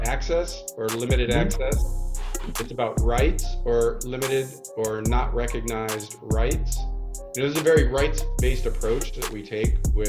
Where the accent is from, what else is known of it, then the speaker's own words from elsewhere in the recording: Chicago, Illinois, United States; moved away as an adult; also born or lived in California; I grew up in the Midwest. I grew up outside Chicago